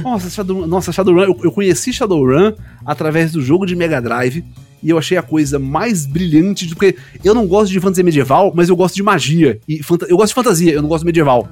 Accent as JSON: {"language": "Portuguese", "town": "Recife", "region": "Pernambuco", "country": "Brazil", "said": "Eu não sou paulista, eu não sou carioca, eu sou recifense"}